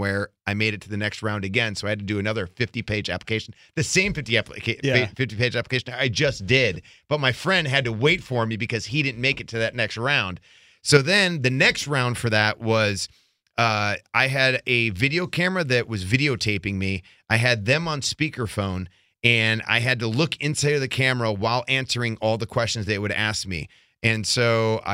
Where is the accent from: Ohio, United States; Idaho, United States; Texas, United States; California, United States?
Ohio, United States; Parma; moved away as an adult; I went to high school at Normandy High School in Parma, Ohio, and I grew up in a middle class atmosphere